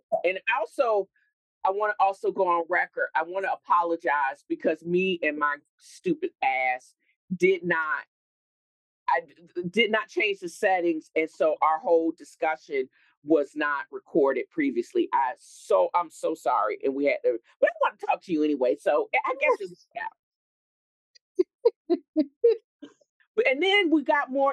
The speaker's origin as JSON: {"language": "English", "town": "Virginia Beach", "region": "Virginia", "country": "United States", "tie": "born or raised there", "said": "I grew up in Virginia Beach"}